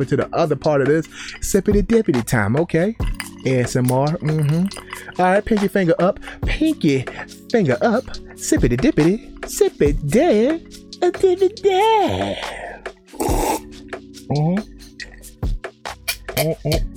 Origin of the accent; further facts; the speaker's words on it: Baltimore, Maryland, United States; moved away; growing up in Baltimore